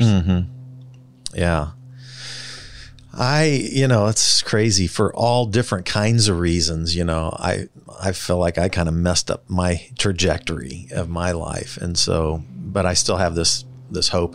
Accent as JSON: {"language": "English", "town": "Kansas City", "region": "Missouri", "country": "United States", "tie": "born or raised there", "said": "when I was growing up in the Northland, there were hardly any stoplights"}